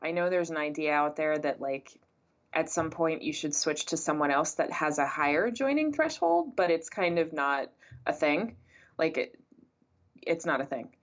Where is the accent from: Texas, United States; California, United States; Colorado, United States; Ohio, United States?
Texas, United States; San Antonio; moved away as an adult; also born or lived in Florida / New Jersey / England; I was born and raised in San Antonio, Texas